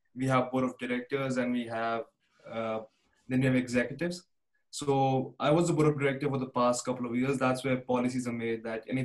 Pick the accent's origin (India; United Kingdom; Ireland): India; moved away as an adult; now in Canada; I came from India in 2016